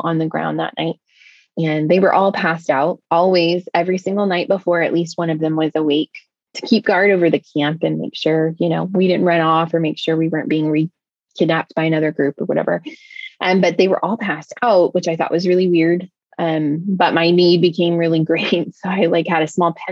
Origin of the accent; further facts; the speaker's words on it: United States; I'm an American woman